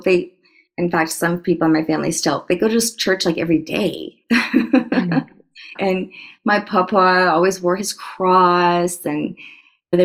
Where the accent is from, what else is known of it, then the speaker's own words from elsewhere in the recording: Louisiana, Colorado, United States; I'm from Louisiana. I was born there, and I lived there until the second grade. But I went back every single summer